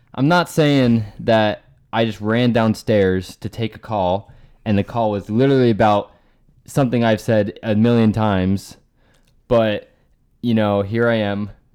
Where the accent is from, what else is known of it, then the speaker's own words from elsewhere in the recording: Bethlehem, Pennsylvania, United States; I'm from Pennsylvania, Bethlehem, Pennsylvania